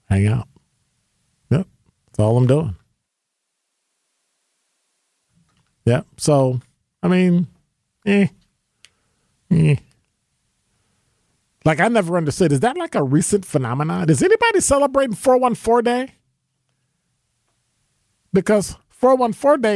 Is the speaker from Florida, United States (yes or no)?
no; Chicago, Illinois, United States; now in Milwaukee, United States; I was born in Chicago